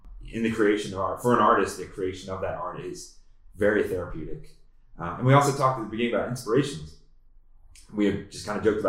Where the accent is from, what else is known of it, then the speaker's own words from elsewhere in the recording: East Coast, United States; now in Boulder, United States; I came from the East Coast and like I moved to Boulder